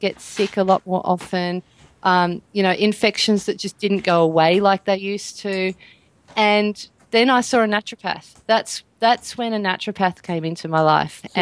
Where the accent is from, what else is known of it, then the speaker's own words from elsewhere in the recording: Australia; like all that usual standard Australian diet stuff